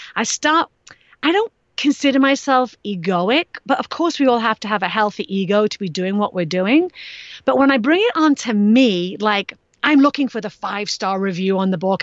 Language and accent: English; England, United Kingdom; moved away; I grew up in England